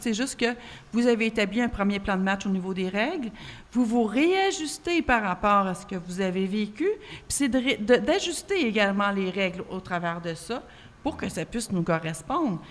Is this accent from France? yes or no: no; Quebec, Canada; En tant que Québécoise